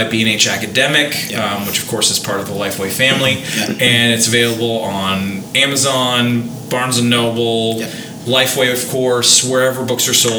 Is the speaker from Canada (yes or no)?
yes; Canada; I'm a Canadian. I'm used to 6 months of winter.